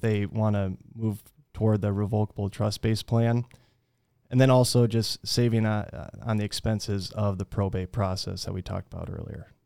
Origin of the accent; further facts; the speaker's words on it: Fort Dodge, Iowa, United States; also born or lived in Minnesota; I'm originally from Fort Dodge, was raised here